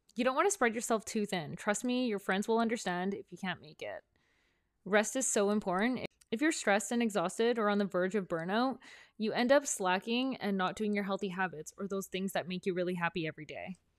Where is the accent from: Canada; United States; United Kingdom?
Canada; Prince Rupert, British Columbia; moved away as an adult; also born or lived in Vancouver; My hometown, Prince Rupert, is a small town up north